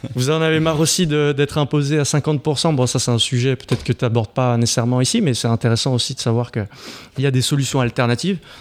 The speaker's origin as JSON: {"language": "French", "town": "Marseille", "region": "Provence-Alpes-Côte d'Azur", "country": "France", "moved": "yes", "lives_now": "Paris, France", "said": "je suis français, je suis parisien enfin, marseillais de base"}